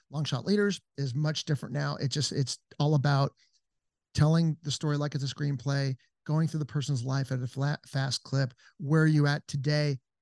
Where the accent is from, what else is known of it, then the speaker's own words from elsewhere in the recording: Encino, California, United States; moved away as an adult; also born or lived in Los Angeles; now in Georgetown, Texas, United States; I'm from Encino, California